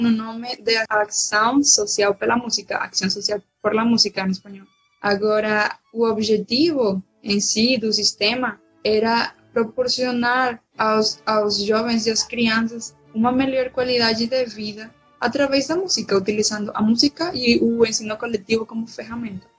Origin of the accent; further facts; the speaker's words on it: Valencia, Carabobo, Venezuela; Portuguese is a second language; moved away as an adult; now in Salvador, Brazil; o núcleo de onde eu sou, que é do meu estado, Valência